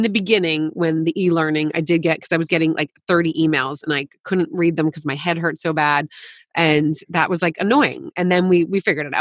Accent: New Jersey, United States; I grew up in New Jersey

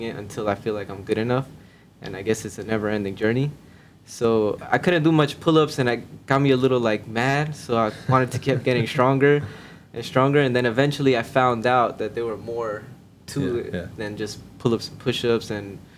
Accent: Miami, Florida, United States; also born or lived in New York; I was born in New York, but I lived in Miami for about 15, 16 years.

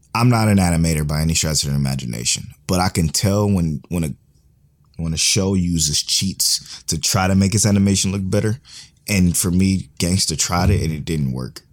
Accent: United States; we're from America, we speak English

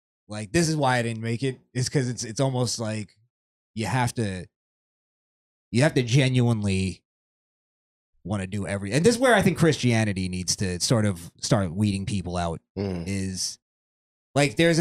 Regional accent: the South, United States; we grew up in the South

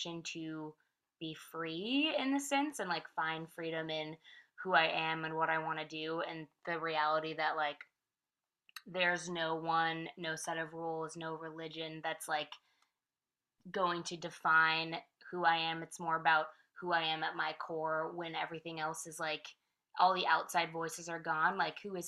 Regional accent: Vallejo, California, United States; moved away as an adult; also born or lived in San Francisco; now in Nashville, United States; I grew up there. I technically grew up in a little outskirting city called Vallejo. So I lived there from like 12 to 18

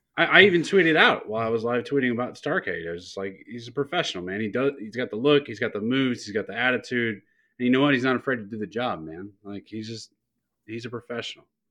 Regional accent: Youngstown, Ohio, United States; I'm from the Midwest. I'm from Youngstown, Ohio

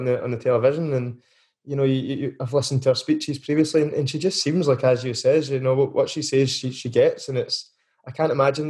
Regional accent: Motherwell, Scotland, United Kingdom; I'm from Motherwell myself.

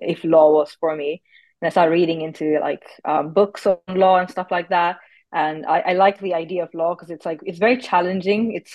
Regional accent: Nairobi, Kenya; moved away as an adult; also born or lived in Cambridge, United Kingdom; now in United Kingdom; I'm originally from Nairobi, Kenya, where I completed my high school education

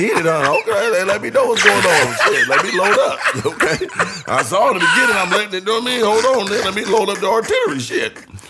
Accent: San Diego, California, United States; I'm from Southeast San Diego, man.

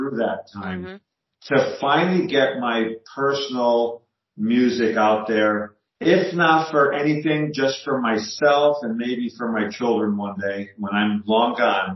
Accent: Scranton, Pennsylvania, United States; I live in the Scranton, Pennsylvania area

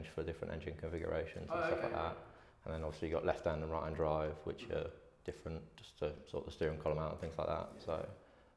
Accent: Isle of Wight, South East England, United Kingdom; I grew up on the Isle of Wight

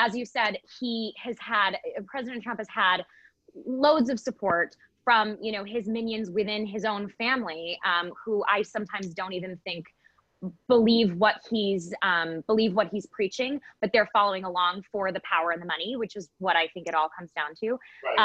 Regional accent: Michigan, United States; I was born and raised in Michigan um, a, a more liberal part of Michigan

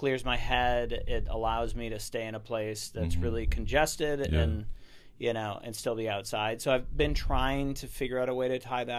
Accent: Minneapolis, Minnesota, United States; born there; moved away as an adult; I was born in Minneapolis, Minnesota. I left when I was 18 because it's too cold there.

